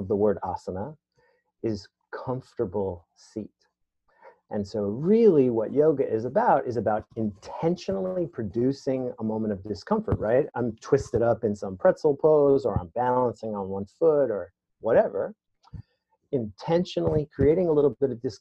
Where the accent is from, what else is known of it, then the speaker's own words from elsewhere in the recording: New York City, New York, United States; I was raised in the Bronx in the 70s and 80s